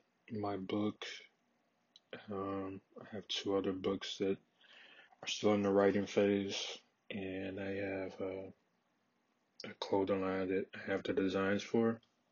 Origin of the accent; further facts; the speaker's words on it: Georgia, United States; moved away as an adult; also born or lived in Charlotte, North Carolina / Atlanta, Georgia; I'm born and raised in Georgia, United States. I lived there until I was 18.